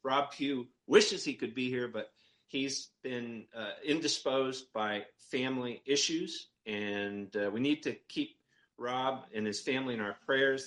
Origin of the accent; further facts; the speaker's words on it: Maine, United States; I'm from Maine, okay? I'm up in Maine